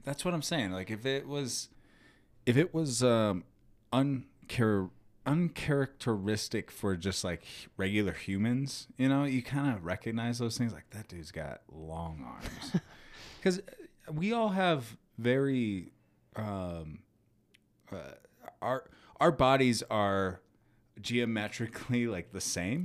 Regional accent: United States; I'm American

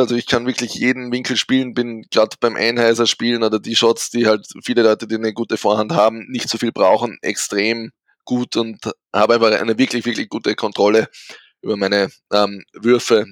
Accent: St. Pölten, Lower Austria, Austria; Bin eben aus Österreich, genauer aus St. Pölten

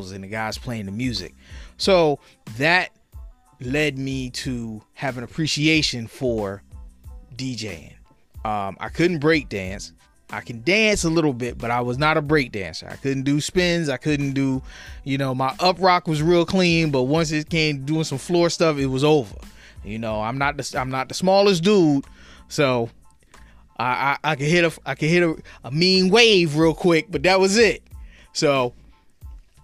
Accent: Trenton, New Jersey, United States; also born or lived in Hamilton, New Jersey; I'm from Trenton, New Jersey, born and raised right here in the city of Trenton.

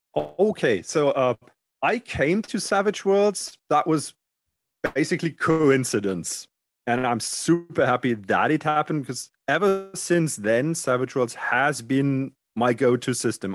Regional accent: Germany; D and D did not exist in Germany when I grew up.

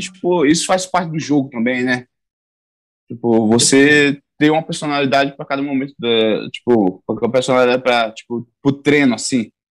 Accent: Caraguatatuba, São Paulo, Brazil; also born or lived in Saúde, Bahia / Serra de Carnaíba, Bahia; Eu me mudei para Caraguatatuba

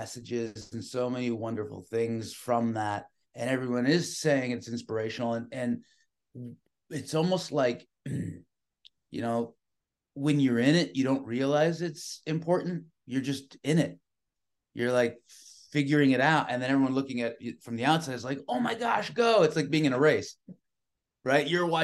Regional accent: San Francisco, California, United States; I was born and raised in San Francisco

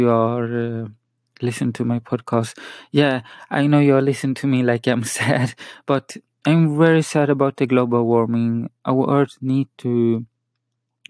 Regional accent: Sweden; first language Spanish; English is a second language; also born or lived in Chile; I'm from Sweden. And my actual language is Spanish. I talk Spanish at home. I'm from Chile, so just you know that I speak a lot of more Swedish

